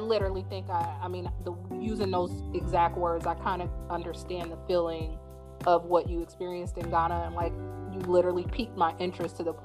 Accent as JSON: {"language": "English", "country": "United States", "said": "I'm American"}